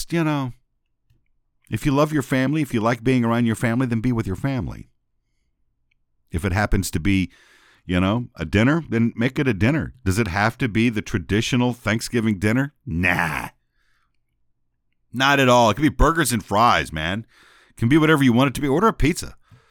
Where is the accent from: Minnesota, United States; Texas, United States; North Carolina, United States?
Texas, United States; San Antonio; I was growing up in San Antonio at the time, but on our holidays and on our summers, we would often spend time where they lived, which is in basically Northwest Louisiana.